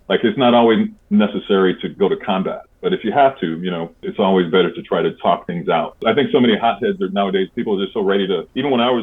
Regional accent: Detroit, Michigan, United States; I was a kid growing up in Detroit, Michigan in the early 1970s

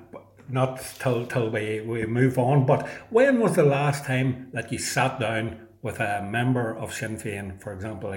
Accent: County Tyrone, Northern Ireland, United Kingdom; I'm from County Tyrone

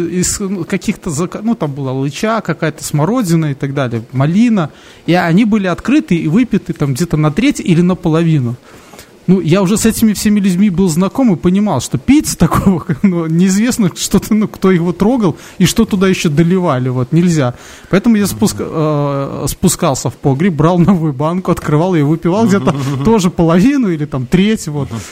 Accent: Belarus; у нас когда-то была такая тема, что нас пытались все переводить на белорусский язык

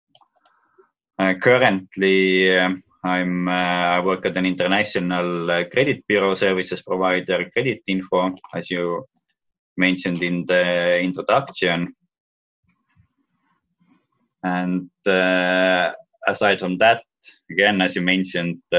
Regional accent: Tallinn, Harju County, Estonia; moved away as an adult; also born or lived in Boston, United States; I was born in Tallinn, Estonia.

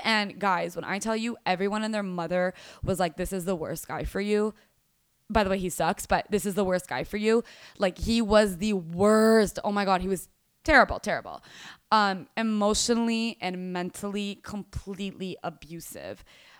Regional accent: Dubai, United Arab Emirates; now in Fort Worth, United States; Went through growing up in Dubai and ended up in Fort Worth, Texas. Completely different world, completely different everything.

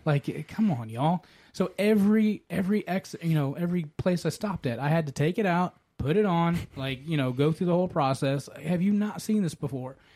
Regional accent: the South, United States; I'm an American uh, boy, the Southern

